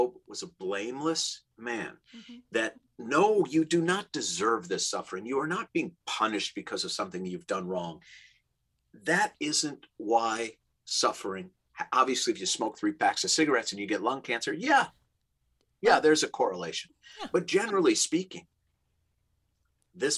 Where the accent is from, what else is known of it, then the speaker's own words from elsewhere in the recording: Minnesota, United States; now in Los Angeles, United States; I grew up in the Midwest in Minnesota, we call them dead end streets